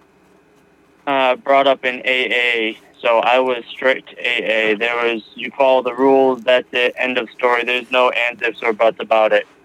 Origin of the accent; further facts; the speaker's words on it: Massachusetts, United States; now in New Mexico, United States; I am originally from Massachusetts, but currently live in New Mexico.